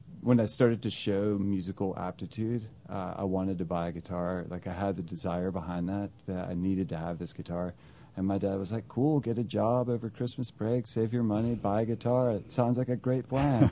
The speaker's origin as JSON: {"language": "English", "town": "Greensboro", "region": "North Carolina", "country": "United States", "tie": "born or raised there", "also_born_or_lived": "Scottsdale, Arizona", "moved": "yes", "lives_now": "Charlotte, United States", "said": "I grew up in Greensboro, North Carolina"}